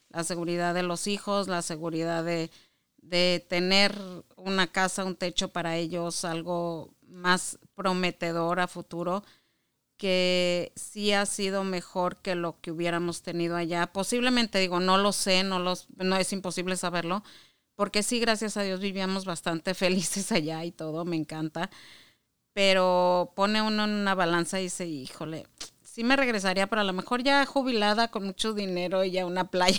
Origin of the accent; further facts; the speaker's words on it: Chihuahua, Mexico; moved away as an adult; also born or lived in Mexico City / Monterrey / Juárez / Saltillo; now in Michigan, United States; yo nací en el DF, bueno, lo que era en el DF, y eh, a los 10 años nos fuimos a vivir a Chihuahua por trabajo de mi papá. Y ahí me crié